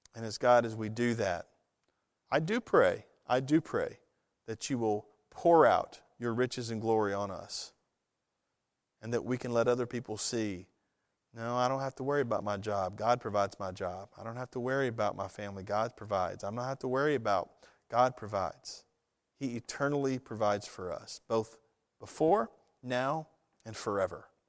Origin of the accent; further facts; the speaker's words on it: United States; a citizen of the United States